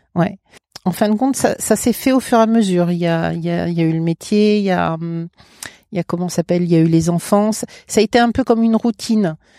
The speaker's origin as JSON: {"language": "French", "town": "Paris", "region": "Île-de-France", "country": "France", "also_born_or_lived": "Val-de-Marne", "moved": "yes", "lives_now": "Mayenne, France", "said": "Moi, je suis parisienne. Je suis de à côté de la Bourse"}